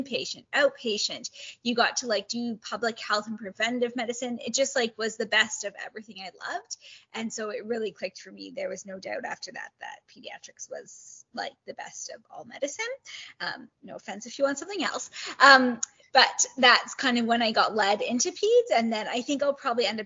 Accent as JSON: {"language": "English", "town": "Kitchener", "region": "Ontario", "country": "Canada", "tie": "born or raised there", "also_born_or_lived": "Toronto, Canada", "moved": "as an adult", "lives_now": "Edmonton, Canada", "said": "I grew up in Kitchener, Ontario, so Southwest Ontario"}